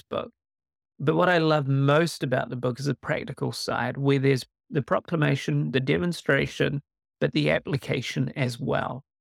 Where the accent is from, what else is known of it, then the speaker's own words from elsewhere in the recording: New Zealand; born and raised in New Zealand, uh, which is hence a bit of an accent